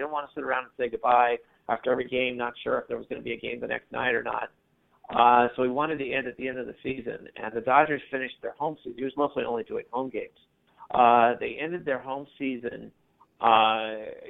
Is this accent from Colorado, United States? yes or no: no; Los Angeles, California, United States; moved away as an adult; also born or lived in Seattle, United States; now in East Coast, United States; I grew up in Los Angeles